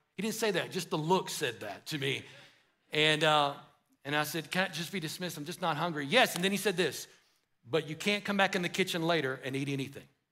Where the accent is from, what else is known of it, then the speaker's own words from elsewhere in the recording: United States; an American